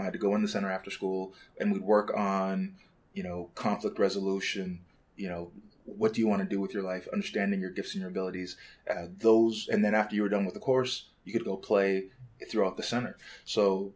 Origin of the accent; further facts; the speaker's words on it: Canada; moved away as an adult; also born or lived in Lagos, Nigeria; now in Chicago, United States; we moved to Canada when I was 4 years old.